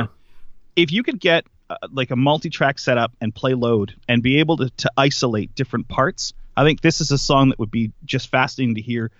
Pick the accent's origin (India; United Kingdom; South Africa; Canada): Canada; we're all Canadian